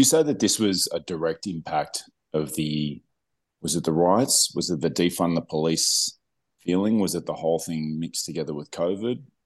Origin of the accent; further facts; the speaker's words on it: Melbourne, Victoria, Australia; moved away; Melbourne, in Australia, my hometown